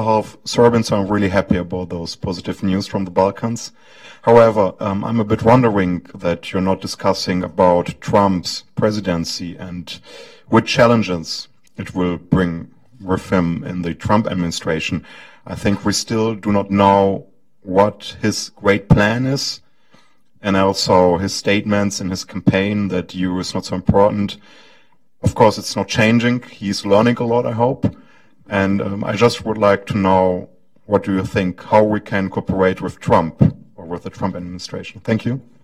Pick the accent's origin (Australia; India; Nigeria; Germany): Germany; I'm from Germany studying European studies right now